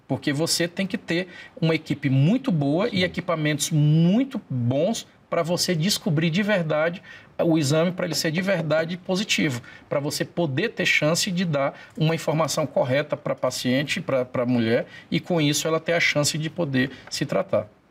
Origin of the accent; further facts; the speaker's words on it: Imperatriz, Maranhão, Brazil; que é minha terra natal, Imperatriz